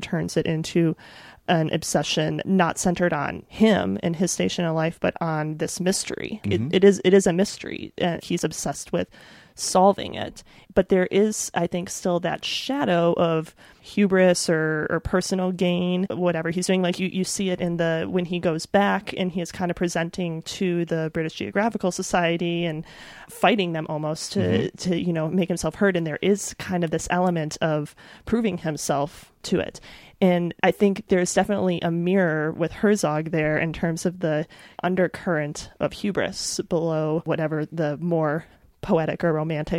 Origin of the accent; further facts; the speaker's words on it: Midwest, United States; But, I'm from the Midwest. I know what crops look like, Fawcett.